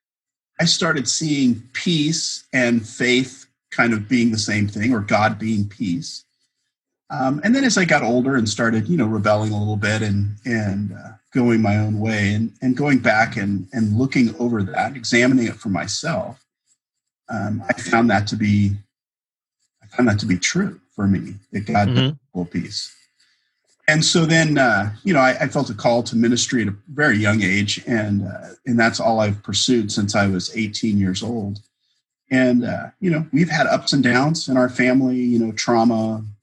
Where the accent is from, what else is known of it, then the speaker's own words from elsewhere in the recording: Bay Area, California, United States; I grew up in the Bay Area, California